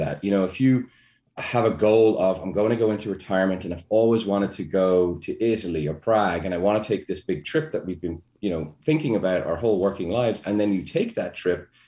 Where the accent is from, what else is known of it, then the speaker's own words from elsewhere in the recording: Ireland; being Irish, we worry about everything